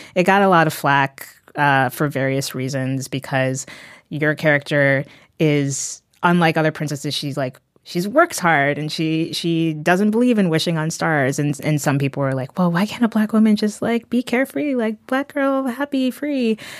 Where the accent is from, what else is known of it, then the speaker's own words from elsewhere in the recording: New Haven County, Connecticut, United States; I grew up in the New Haven County area